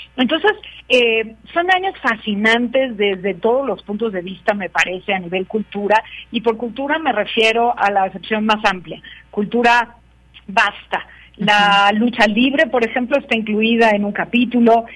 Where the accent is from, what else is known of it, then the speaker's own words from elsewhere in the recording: Mexico; quiénes somos como país, como, como mexicanos, como latinoamericanos